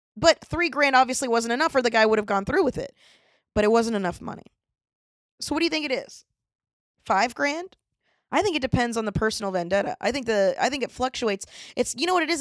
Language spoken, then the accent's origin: English; Florida, United States; I'm from Florida